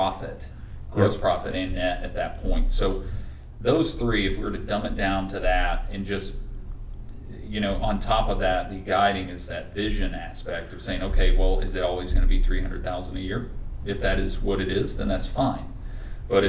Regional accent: North Carolina, United States; accent: Southern; I am from the North Carolina, so you got to really draw out your vowels for me

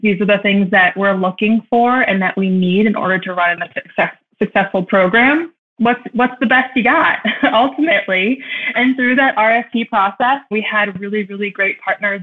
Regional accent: Cleveland, Ohio, United States; also born or lived in New York City; growing up in Cleveland

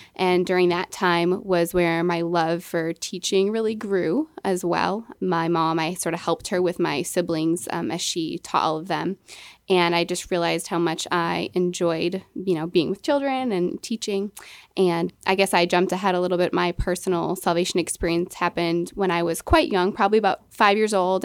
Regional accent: Milwaukee, Wisconsin, United States; moved away as an adult; I was born and raised in Milwaukee, Wisconsin

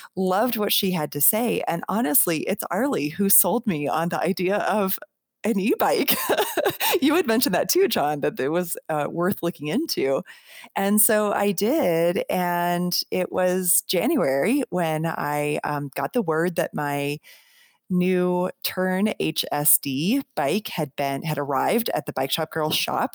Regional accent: Colorado, United States; also born or lived in Denver; I was living in Denver, and I'm I'm from Colorado

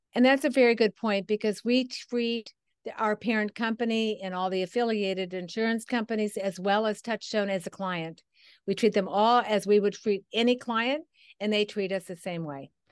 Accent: Midwest, United States; It was back in the Midwest. I'm a Midwesterner

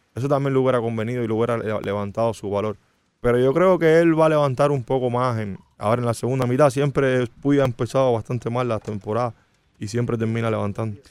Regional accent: Santa Clara, Villa Clara, Cuba; now in Miami, United States; de la ciudad donde yo nací, de Santa Clara

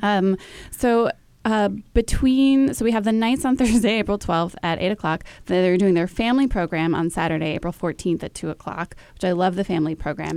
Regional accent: Dallas, Texas, United States; I grew up in Dallas

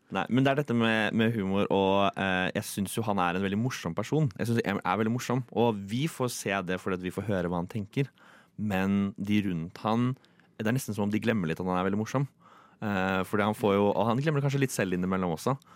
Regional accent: Tønsberg, Vestfold, Norway; also born or lived in Oslo; Jeg er jo søring, og uh, jeg vet ikke om jeg kjenner meg mest igjen i Oslo eller Tønsberg, der jeg er fra.

